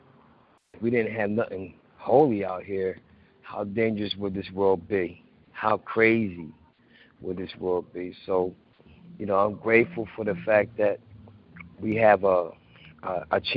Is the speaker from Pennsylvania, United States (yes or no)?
yes; Philadelphia, Pennsylvania, United States; I'm from Philly